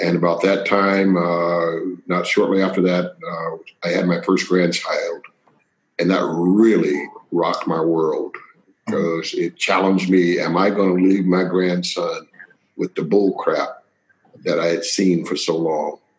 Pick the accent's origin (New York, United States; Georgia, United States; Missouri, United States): Georgia, United States; Waycross; born or raised there; accent: Southern drawl; moved away; also born or lived in Pennsylvania